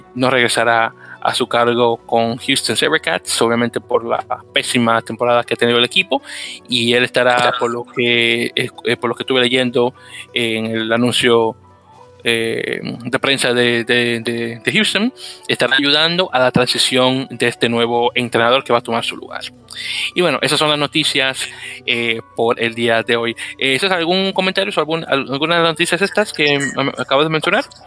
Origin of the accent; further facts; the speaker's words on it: Dominican Republic; now in New York City, United States; Juan está en mi tierra de República Dominicana